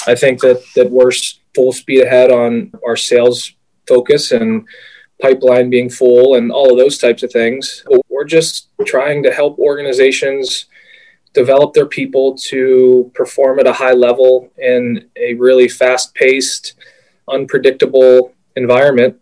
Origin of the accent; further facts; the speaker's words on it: Pittsburgh, Pennsylvania, United States; I grew up in Pittsburgh.